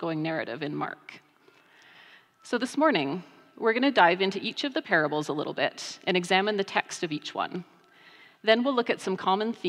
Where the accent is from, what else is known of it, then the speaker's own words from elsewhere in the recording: Rocky Mountain House, Alberta, Canada; I grew up in the Rocky Mountain House Church of the Nazarene